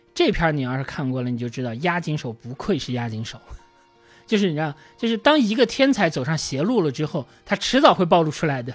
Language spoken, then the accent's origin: Chinese; China; also born or lived in Beijing; 我们中国人是能够理解这种是的，感受的